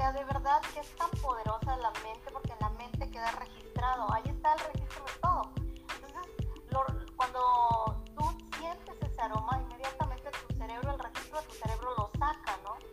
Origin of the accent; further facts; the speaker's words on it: Chiapas, Mexico; moved away; Porque donde nací justamente, este, para los que no saben, yo soy de México, pero soy de un estado muy lindo que se llama Chiapas.